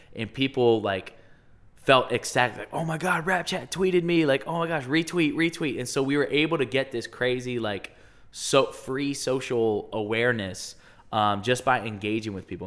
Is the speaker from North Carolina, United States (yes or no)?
no; Westerville, Ohio, United States; also born or lived in Chicago; I'm from Westerville. So, grew up in Westerville, went to Westerville